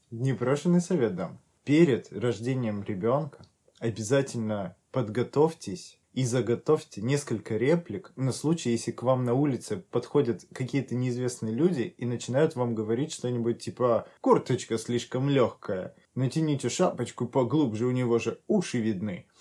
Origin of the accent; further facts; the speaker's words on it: North Caucasus, Russia; moved away; also born or lived in Stavropol Krai; я как бы с Кавказа